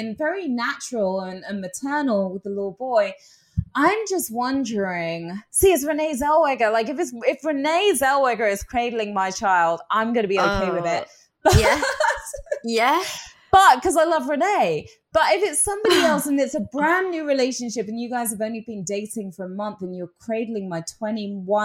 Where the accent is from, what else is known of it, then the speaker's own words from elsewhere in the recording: England, United Kingdom; moved away; being English